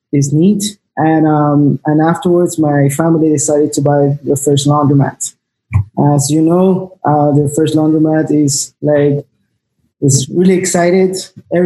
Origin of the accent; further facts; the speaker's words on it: Peru; also born or lived in South Florida; now in Miami, United States; we both are Peruvians.